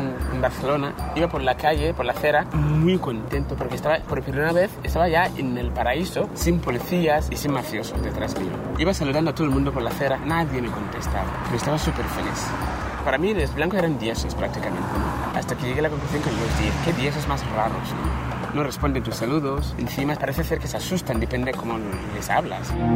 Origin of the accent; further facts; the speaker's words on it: Ghana; Spanish is a second language; moved away as an adult; now in Spain; soy de Ghana, un pueblo que se llama Fiasos